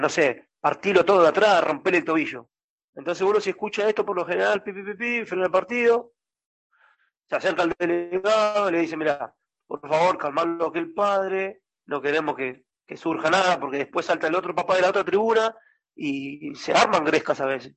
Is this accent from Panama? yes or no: no; San Martín, Buenos Aires Province, Argentina; yo soy de San Martín